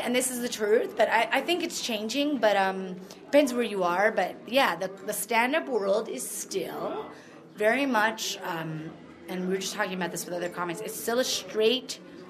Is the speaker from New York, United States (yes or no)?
yes; Brooklyn, New York, United States; also born or lived in Montreal; now in Vancouver, Canada; But, I came to Vancouver. I grew up in Brooklyn and in Montreal, and I came here for theater school.